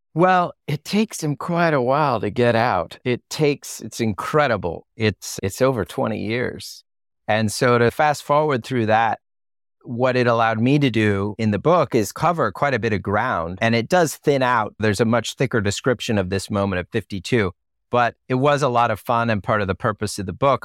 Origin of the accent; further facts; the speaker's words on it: United States; as an American